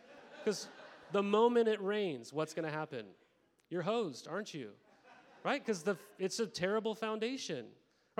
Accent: Montana, United States; moved away; I grew up in Montana

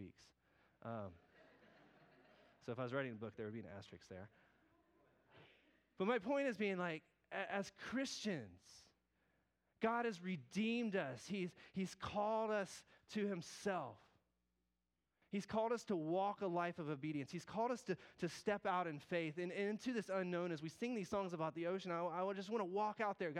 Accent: the South, United States; I might say that country, tern, because I'm from the South

